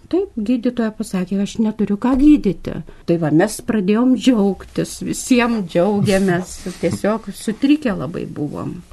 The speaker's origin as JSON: {"language": "Lithuanian", "town": "Krekenava", "region": "Panevėžys County", "country": "Lithuania", "tie": "born or raised there", "moved": "yes", "lives_now": "Panevėžys, Lithuania", "said": "važiavom į Kriekenavą, nes ten mano tėviškė yra"}